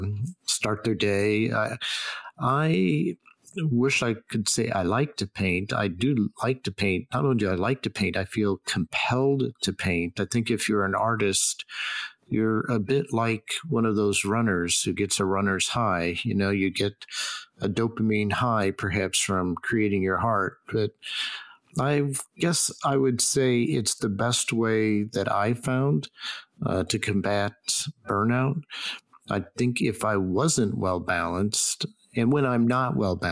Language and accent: English; Stilwell, Oklahoma, United States; moved away; also born or lived in Boston; I was born in Oklahoma, and I spent a fair chunk of time as in my very formative years in a place called Stillwell, Oklahoma